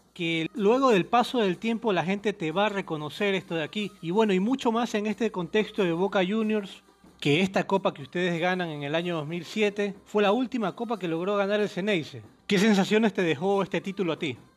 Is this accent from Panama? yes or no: no; Ecuador; acá en Ecuador, de donde soy yo